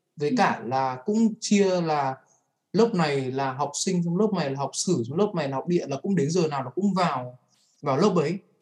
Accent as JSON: {"language": "Vietnamese", "country": "Vietnam", "tie": "born or raised there", "moved": "as an adult", "said": "Mình đã được sinh ra và lớn lên ở môi trường Việt."}